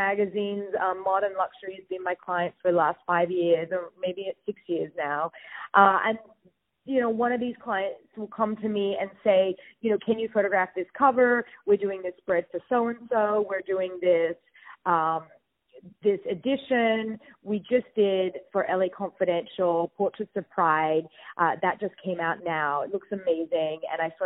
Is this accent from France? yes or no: no; Sydney, New South Wales, Australia; also born or lived in New York; now in West Hollywood, United States; I'm from Sydney, Australia